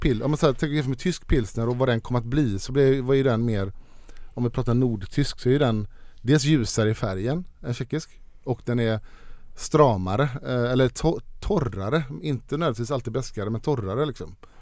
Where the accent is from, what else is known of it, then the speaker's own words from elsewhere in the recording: Sweden; hemma i Sverige